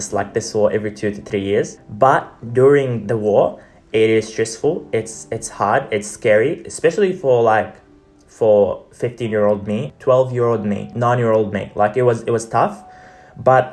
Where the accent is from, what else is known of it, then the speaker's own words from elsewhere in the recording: Gaza, Gaza Strip, Palestine; as a Palestinian growing up in Gaza